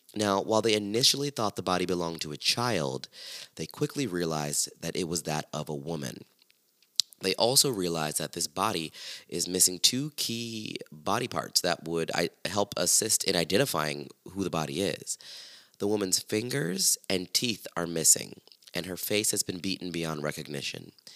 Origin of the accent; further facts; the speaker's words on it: Largo, Florida, United States; Largo, Florida, where I'm from